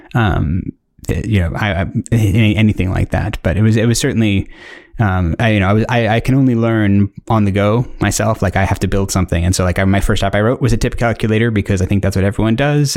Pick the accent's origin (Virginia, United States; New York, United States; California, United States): Virginia, United States; Northern; moved away as an adult; also born or lived in South Africa; now in United Kingdom; I was born in South Africa, uh, lived there till I was eleven, and then moved to the United States, uh, and, uh, specifically, like, the Northern Virginia area